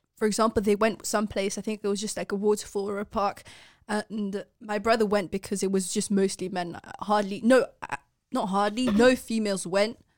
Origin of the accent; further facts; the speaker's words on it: Netherlands; I've been born and raised in the Netherlands